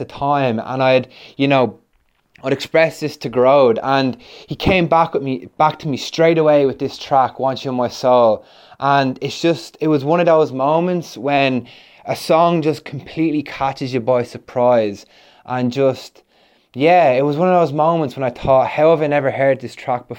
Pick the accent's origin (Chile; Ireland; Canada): Ireland; now in London, United Kingdom; we're an Irish duo who make tunes remotely. I'm based in London